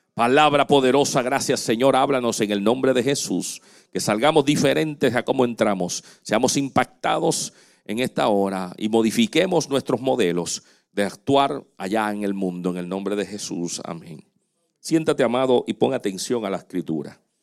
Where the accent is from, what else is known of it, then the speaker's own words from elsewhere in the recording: Dominican Republic; moved away; el hospital, allá en República Dominicana, donde yo nací